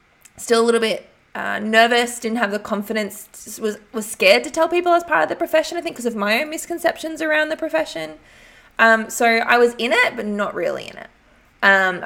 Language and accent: English; Albury, New South Wales, Australia; moved away; my hometown, Albury.